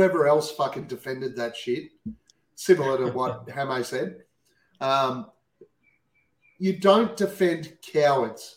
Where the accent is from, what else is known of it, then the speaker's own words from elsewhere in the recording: Australia; We're Australian. We speak way too fast